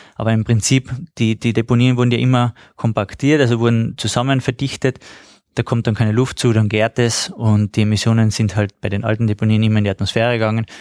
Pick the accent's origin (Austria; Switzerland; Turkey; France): Austria; bei uns in Österreich